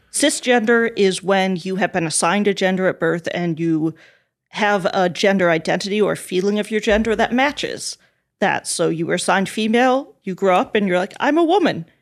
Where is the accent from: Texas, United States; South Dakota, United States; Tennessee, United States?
South Dakota, United States; I was raised evangelical Christian in the Midwest, in South Dakota